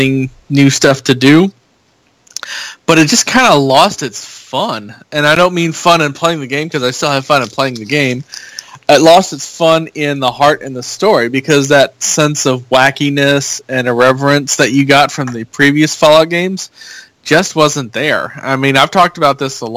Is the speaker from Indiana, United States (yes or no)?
yes; Indiana, United States; growing up in Indiana